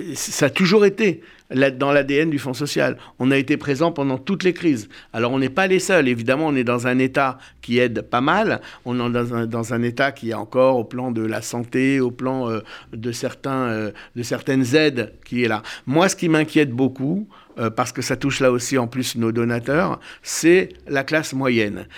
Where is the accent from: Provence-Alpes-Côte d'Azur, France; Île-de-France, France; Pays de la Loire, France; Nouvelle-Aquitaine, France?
Nouvelle-Aquitaine, France; Bordeaux; moi je suis né à Bordeaux